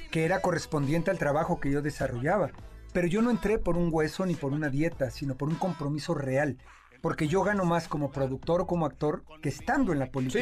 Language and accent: Spanish; Mexico; como mexicano